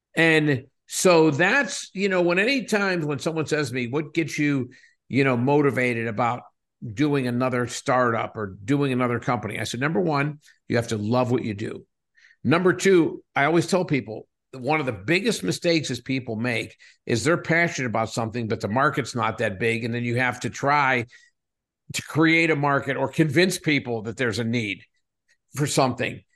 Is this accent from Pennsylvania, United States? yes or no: yes; south of Pittsburgh, Western Pennsylvania, United States; moved away as an adult; also born or lived in Edinboro, Pennsylvania / Williamsport, Pennsylvania; now in California, United States; I was born and raised in a little small, uh, coal mining town south of Pittsburgh